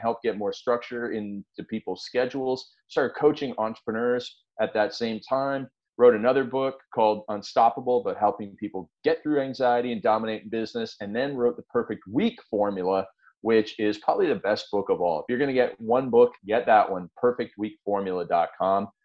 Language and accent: English; Canada; I'm a farm boy from up in Canada